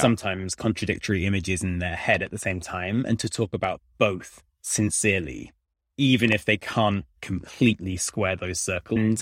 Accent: United Kingdom; moved away as an adult; now in Washington, D.C., United States; I'm a British person in D C

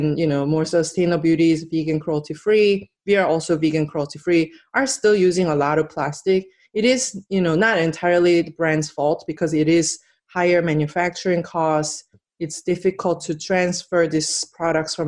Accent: South Korea; now in United States; And I'm from Korea.

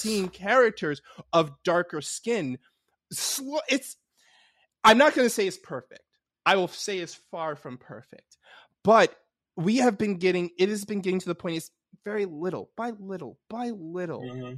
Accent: New York City, New York, United States; I grew up in New York City, but I grew up in like the Upper West Side

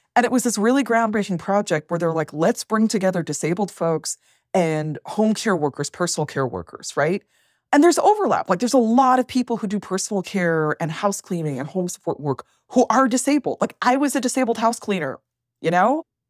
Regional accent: Worcester, Massachusetts, United States; moved away as an adult; also born or lived in Toronto; I grew up working class, lower middle class in Worcester, Massachusetts

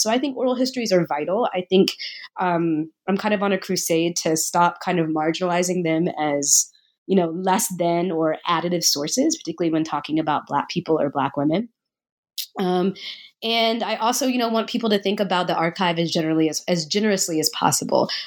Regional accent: Nashville, Tennessee, United States; I grew up in Nashville, Tennessee

